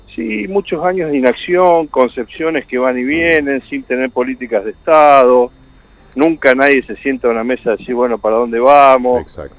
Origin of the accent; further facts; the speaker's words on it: Chaco, Argentina; now in Santa Fe, Argentina; soy chaqueño